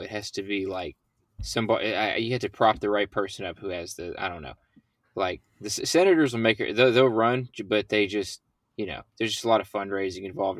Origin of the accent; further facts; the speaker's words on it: Mid-South, United States; we're from the Mid-South